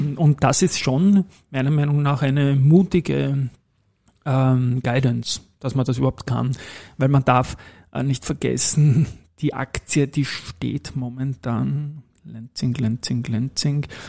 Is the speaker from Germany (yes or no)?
no; Austria; bei uns in Österreich